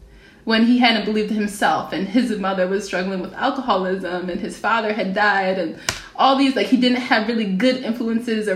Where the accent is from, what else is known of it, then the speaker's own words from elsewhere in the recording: Philadelphia, Pennsylvania, United States; I'm from Philadelphia. My neighborhood high school is MLK High School